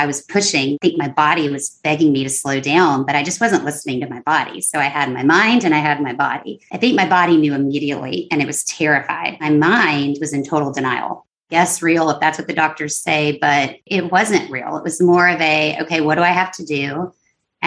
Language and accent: English; San Antonio, Texas, United States; moved away as an adult; also born or lived in Los Angeles; my hometown of San Antonio, Texas.